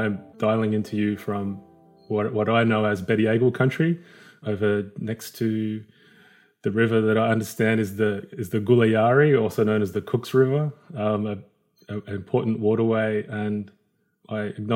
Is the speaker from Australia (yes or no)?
yes; New South Wales, Australia; I very much born down here in the city and feel very much like a city slicker.